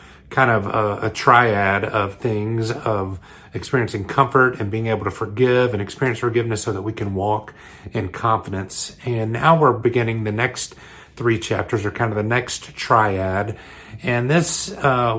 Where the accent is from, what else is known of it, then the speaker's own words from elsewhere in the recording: New York, United States; I live in New York. I'm from Long Island City